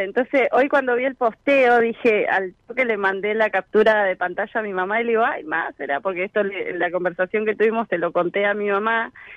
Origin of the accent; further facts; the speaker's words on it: Florencio Varela, Buenos Aires Province, Argentina; yo soy de acá de zona sur, Florencio Varela.